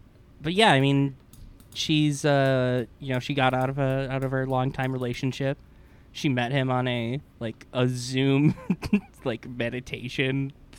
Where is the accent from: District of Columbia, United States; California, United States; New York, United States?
New York, United States; don't really have a natural favorite team since I'm from Western New York